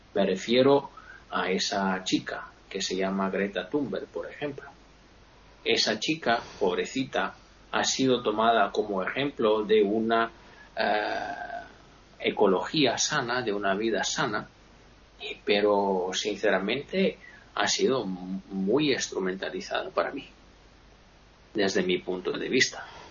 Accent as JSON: {"language": "Spanish", "country": "Italy", "said": "Yo me considero un italiano medio, medio bajo"}